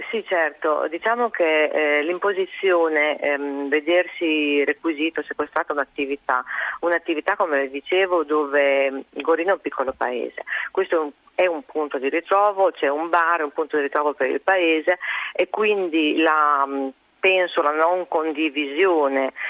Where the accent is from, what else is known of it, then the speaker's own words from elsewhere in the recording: Goro, Emilia-Romagna, Italy; io sono di Goro, io sono nata a Goro e ho 50 anni, ho sempre abitato a Goro.